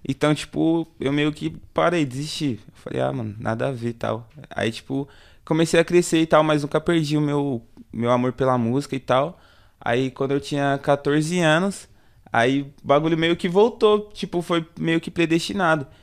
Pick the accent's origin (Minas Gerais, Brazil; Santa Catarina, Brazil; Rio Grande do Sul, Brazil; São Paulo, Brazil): São Paulo, Brazil; eu sou da região do Jangadeiro, tá ligado? É um bairro ali que é perto, próximo ao em Mirim